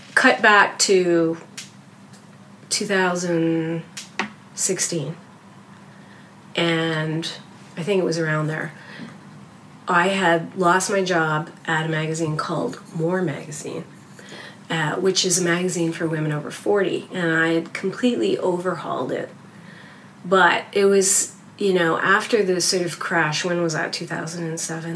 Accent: Canada; I'm Canadian.

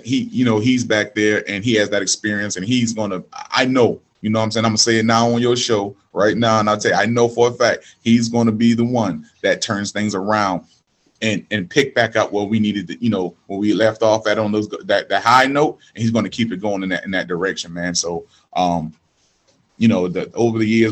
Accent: Charleston, South Carolina, United States; I'm from the Macon down here in Charleston, South Carolina. I'm from the hood

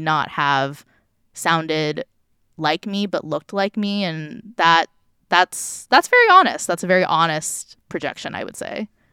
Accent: Orange County, California, United States; I grew up in Orange County

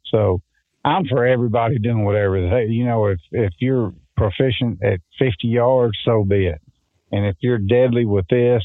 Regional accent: Mississippi, United States; growing up in Mississippi

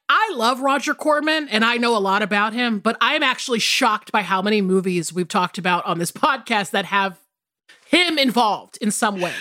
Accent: the South, United States; I grew up biracial in the South

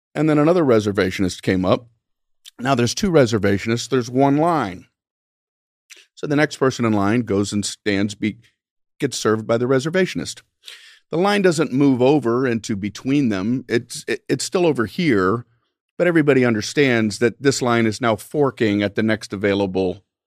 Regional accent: Miami, Florida, United States; I grew up in Miami, Florida.

